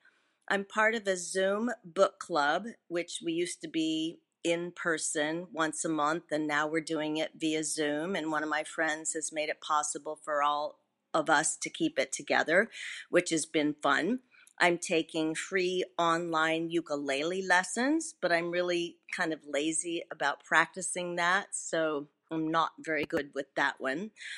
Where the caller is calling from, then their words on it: Fort Lauderdale, Florida, United States; I'm calling from Fort Lauderdale, Florida